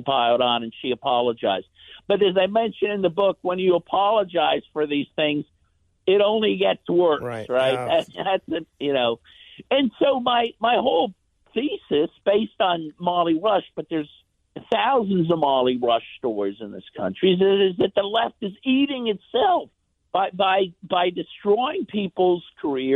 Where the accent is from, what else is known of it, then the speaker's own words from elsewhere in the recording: Pittsburgh, Pennsylvania, United States; my hometown here in Pittsburgh